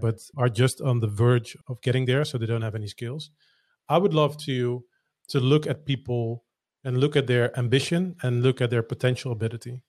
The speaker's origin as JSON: {"language": "English", "country": "Netherlands", "second_language": "English", "said": "I'm not a native English speaker, I'm Dutch"}